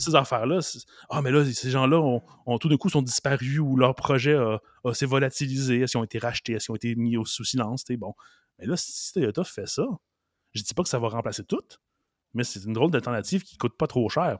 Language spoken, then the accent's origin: French; Montreal, Quebec, Canada; je suis né à Montréal, Verdun